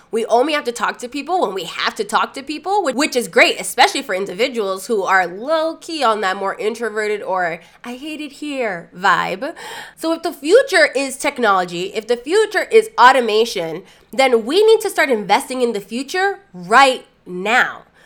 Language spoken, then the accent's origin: English; Lawrence, Massachusetts, United States; my hometown, Lawrence, Massachusetts